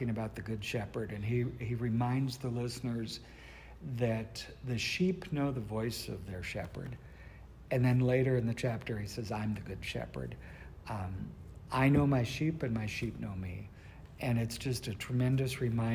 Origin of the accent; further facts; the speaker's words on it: North Dakota, United States; I'm from North Dakota